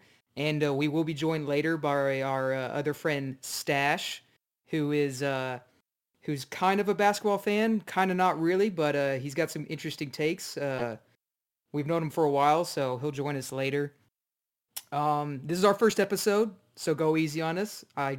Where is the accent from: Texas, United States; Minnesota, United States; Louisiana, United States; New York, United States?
Texas, United States; Dallas; me and Brandon, we're originally from Dallas, so we are diehard Mavs fans.